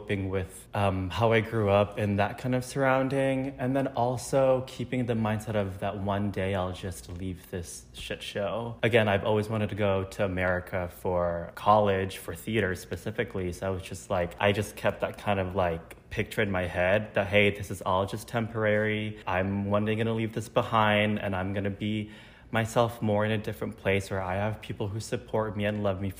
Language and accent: English; Indonesia; moved away as an adult; now in Chicago, United States; I'm originally born and raised in Indonesia. And then I moved to Chicago in 2017 for college